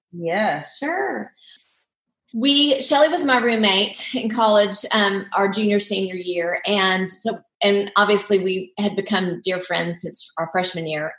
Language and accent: English; Oklahoma, United States; I grew up in Oklahoma